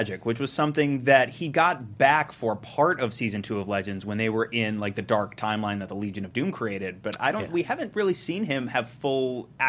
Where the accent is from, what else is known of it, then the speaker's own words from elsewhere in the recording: Brazil; moved away; I was born in Brazil.